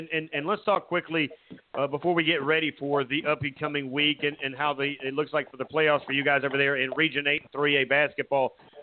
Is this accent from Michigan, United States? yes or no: no; Myrtle Beach, South Carolina, United States; moved away; I'm originally from Myrtle Beach